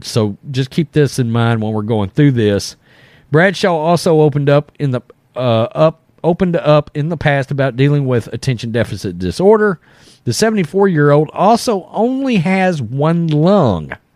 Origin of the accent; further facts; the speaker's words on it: Texas, United States; we're from Texas